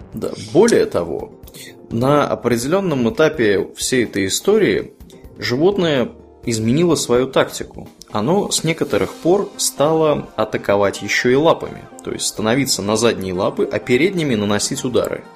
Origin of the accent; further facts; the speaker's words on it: Tver Oblast, Russia; в Тверской области, откуда я родом